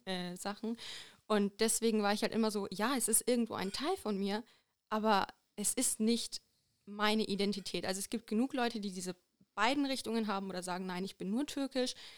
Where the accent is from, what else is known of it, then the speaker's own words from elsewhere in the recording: Bamberg, Bavaria, Germany; ich komme aus Bamberg, ich bin hier geboren, ich bin hier aufgewachsen